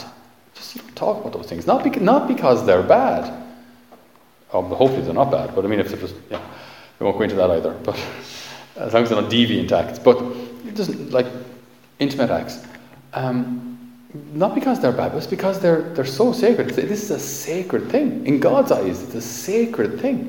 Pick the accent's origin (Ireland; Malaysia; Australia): Ireland